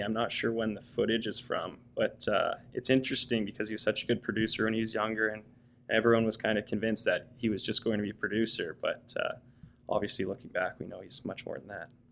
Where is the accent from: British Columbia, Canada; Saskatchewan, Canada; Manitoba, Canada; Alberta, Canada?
British Columbia, Canada; Coquitlam; moved away as an adult; also born or lived in Victoria, Canada / Ontario, Canada; now in Toronto, Canada; I grew up in in Coquitlam.